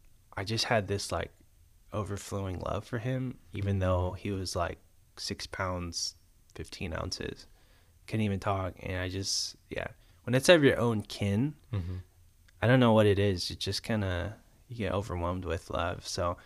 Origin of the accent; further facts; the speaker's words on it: Marietta, Georgia, United States; also born or lived in Boston; I was born and raised in East Cobb, Marietta.